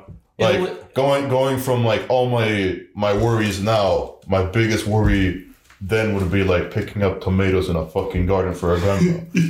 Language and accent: English; Argentina; also born or lived in Brazil; Like, for me, like, Argentina... I guess I'm from Argentina.